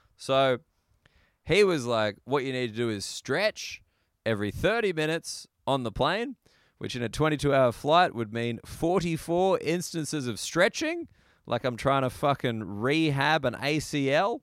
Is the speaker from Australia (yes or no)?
yes; Australia; as an Australian